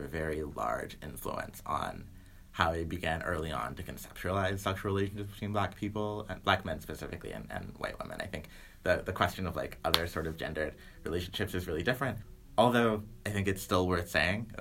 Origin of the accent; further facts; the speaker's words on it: the South, United States; I'm from the South